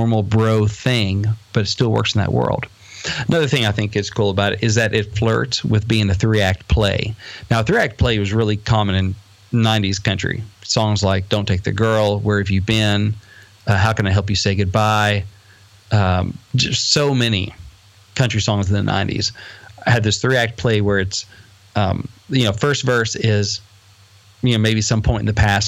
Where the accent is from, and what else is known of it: Batesville, United States; born or raised there